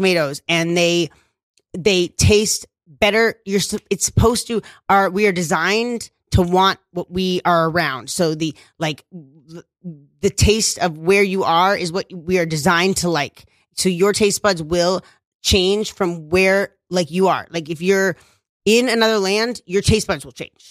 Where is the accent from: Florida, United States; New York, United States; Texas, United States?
New York, United States; New York City; I was raised in Bushwick, and this was the mean streets